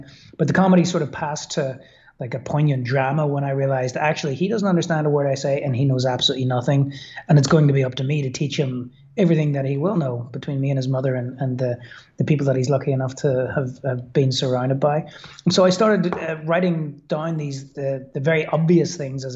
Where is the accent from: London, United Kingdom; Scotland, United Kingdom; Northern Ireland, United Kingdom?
Northern Ireland, United Kingdom; Belfast; moved away as an adult; also born or lived in Brooklyn, New York; now in Belfast, United Kingdom; I was brought up in Belfast in Northern Ireland.